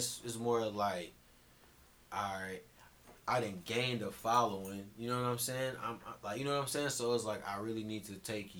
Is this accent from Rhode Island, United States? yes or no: no; Aurora, Illinois, United States; From Aurora, Illinois